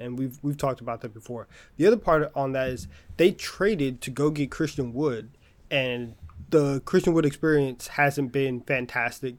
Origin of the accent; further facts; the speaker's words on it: Texas, United States; we're from Texas, and, like, that's, that's a different level of Southern